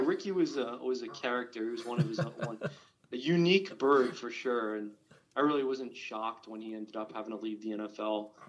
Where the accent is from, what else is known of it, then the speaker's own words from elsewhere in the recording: New York, United States; Now, I grew up in New York